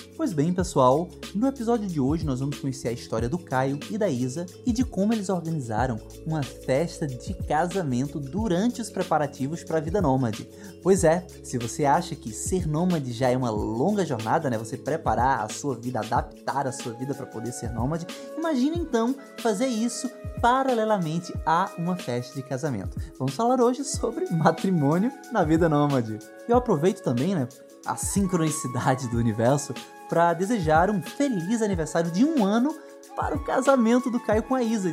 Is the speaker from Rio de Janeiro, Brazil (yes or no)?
no; Pernambuco, Brazil; sou de Pernambuco